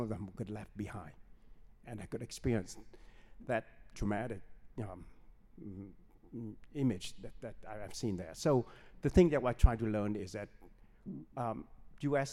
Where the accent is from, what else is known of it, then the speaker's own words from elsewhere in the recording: Ho Chi Minh City, Vietnam; moved away; I was born in Saigon, Vietnam